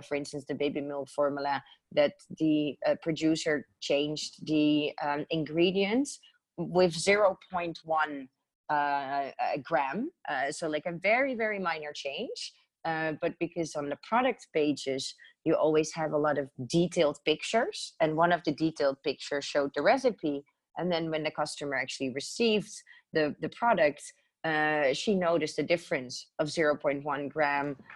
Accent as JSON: {"language": "English", "country": "Netherlands", "moved": "yes", "said": "I'm originally from Holland"}